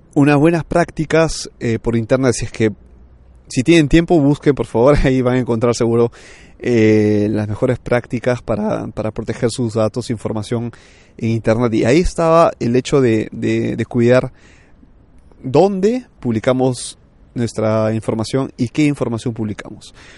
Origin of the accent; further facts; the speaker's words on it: Peru; moved away as an adult; now in Milan, Italy; yo soy peruano de nacimiento y he crecido hasta los 27 años por allá